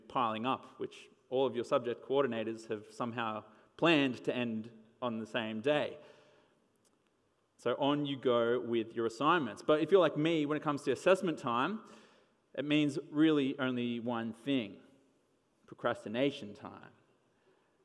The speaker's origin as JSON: {"language": "English", "town": "Wollongong", "region": "New South Wales", "country": "Australia", "tie": "born or raised there", "said": "my hometown."}